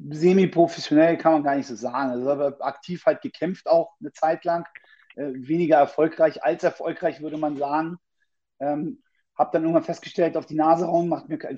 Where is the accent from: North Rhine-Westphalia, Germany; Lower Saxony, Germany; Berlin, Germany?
Berlin, Germany; ich bin 38 Jahre, bin gebürtiger Berliner